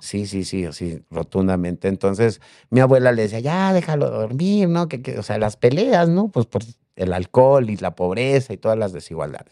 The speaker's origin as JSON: {"language": "Spanish", "region": "Mexico City", "country": "Mexico", "tie": "born or raised there", "said": "En la Ciudad de México. Yo soy de aquí de la Ciudad de México."}